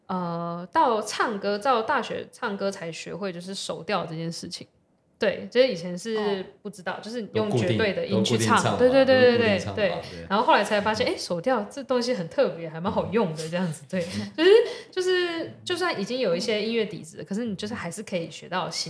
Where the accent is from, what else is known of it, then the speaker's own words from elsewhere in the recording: Kaohsiung, Taiwan; first language Taiwanese Hokkien; 因为我自己是高雄人，所以我对台语对我来说就是有点就是母语，